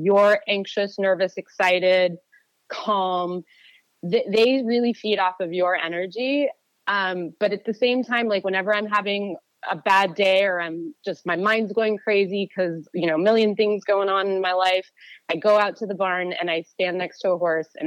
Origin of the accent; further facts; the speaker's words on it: Orinda, California, United States; I primarily grew up in Orinda, California, for the majority of my childhood